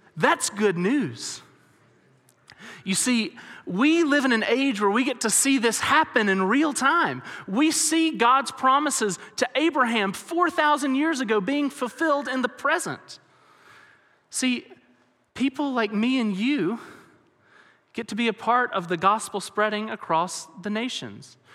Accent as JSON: {"language": "English", "region": "Alabama", "country": "United States", "tie": "born or raised there", "moved": "as an adult", "lives_now": "West Texas, United States", "said": "I grew up in Alabama, which is very, very different than West Texas"}